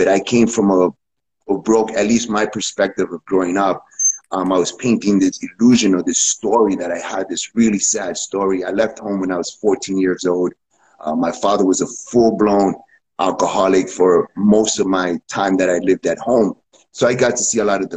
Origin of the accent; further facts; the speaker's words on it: New York City, New York, United States; moved away as an adult; now in Costa Rica; I was born and raised in New York City